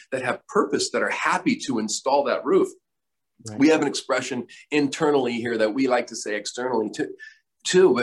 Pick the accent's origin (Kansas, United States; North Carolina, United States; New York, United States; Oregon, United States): Oregon, United States; Myrtle Creek; moved away; I grew up in Oregon, and a small town called Myrtle Creek in Douglas County, Oregon, Southern Oregon